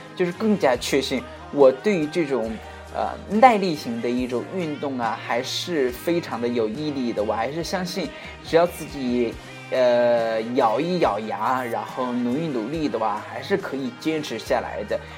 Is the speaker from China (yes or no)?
yes; China; 我们中国人